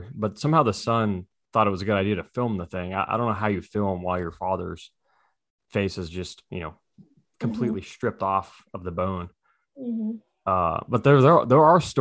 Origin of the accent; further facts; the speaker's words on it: Texas, United States; growing up in Texas